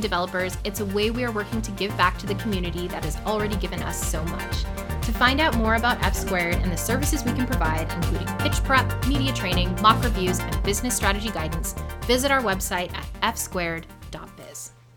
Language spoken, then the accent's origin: English; Canada; moved away